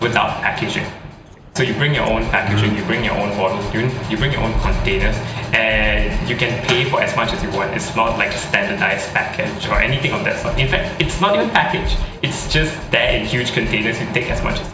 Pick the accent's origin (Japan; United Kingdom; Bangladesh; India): India; I'm an Indian, and what in Indian households we have a lot of lentils